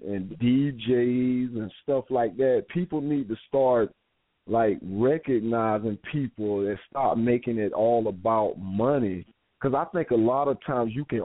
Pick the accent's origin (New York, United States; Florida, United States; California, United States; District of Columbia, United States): Florida, United States; my home state of Florida